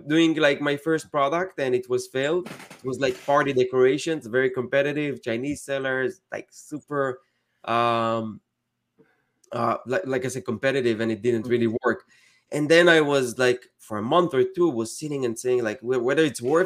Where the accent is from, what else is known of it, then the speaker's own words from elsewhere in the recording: Israel; moved away as an adult; now in United States; I'm from Israel originally, and I moved to the States 8 years ago